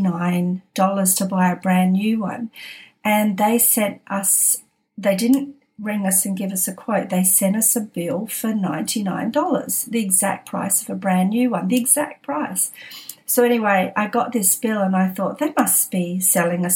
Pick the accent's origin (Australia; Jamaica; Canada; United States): Australia; Adelaide, South Australia; moved away as an adult; also born or lived in Sydney; now in Adelaide, Australia; we were born in Adelaide.